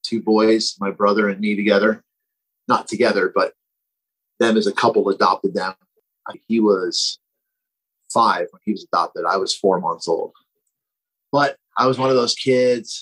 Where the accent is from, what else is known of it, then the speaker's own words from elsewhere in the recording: Glassboro, New Jersey, United States; I'm from Glassboro, New Jersey. It was the local state college in my hometown.